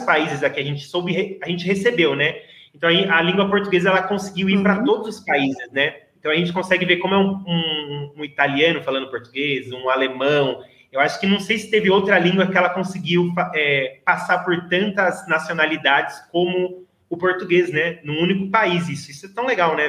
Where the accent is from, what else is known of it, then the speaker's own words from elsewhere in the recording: Brazil; eu sou brasileira